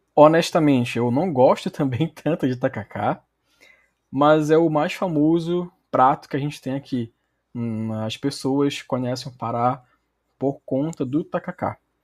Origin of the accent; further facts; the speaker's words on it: Belém, Pará, Brazil; accent: paraense; also born or lived in Belarus; Eu sou originalmente de Belém do Pará mesmo, nasci na capital, mas já morei em outros lugares no Brasil